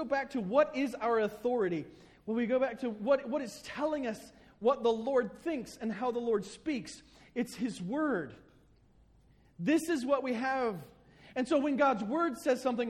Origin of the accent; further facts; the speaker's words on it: the South, United States; I grew up in the South